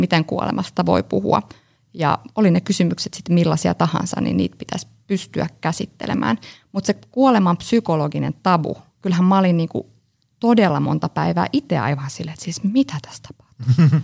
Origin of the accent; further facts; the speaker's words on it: Espoo, Uusimaa, Finland; also born or lived in Joensuu; Tulen Espoosta.